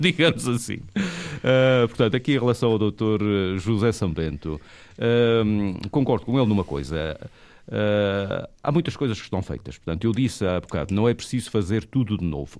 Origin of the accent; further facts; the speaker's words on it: Lajes, Azores, Portugal; Eu sou açoriano, sou terceirense, nasci nas lajes, nasci no campo